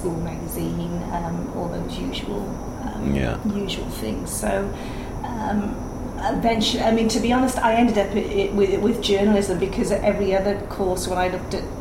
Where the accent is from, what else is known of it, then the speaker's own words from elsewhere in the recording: near Cardiff, South Wales, United Kingdom; accent: Welsh; moved away as an adult; also born or lived in Ebbw Vale, Wales / Newport, Wales; now in Singapore; I was born in Ebervale, but I grew up more towards the coast, near Cardiff.